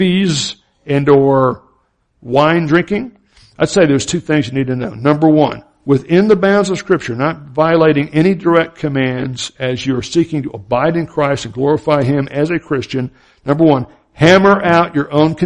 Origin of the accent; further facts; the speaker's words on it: Florida and Alabama, the South, United States; I grew up in the Southern Baptist culture in Florida and Alabama